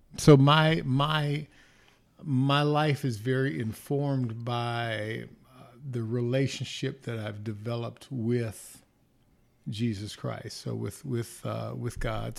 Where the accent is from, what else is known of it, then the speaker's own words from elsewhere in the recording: Inglewood, California, United States; also born or lived in Los Angeles, California; I was born in Los Angeles, California, at Queen of Angels Hospital. Gosh, went to elementary school, uh, few Catholic schools, Saint Eugene's, Saint Agatha's, then went to Monroe and Morningside High School in Inglewood, California